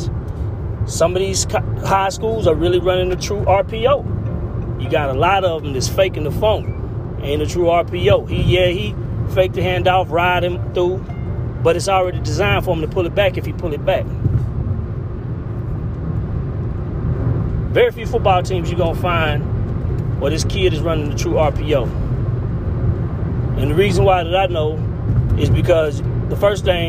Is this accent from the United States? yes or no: yes; Houston, Texas, United States; now in Shreveport, United States; I'm from the Houston Gulf Coast area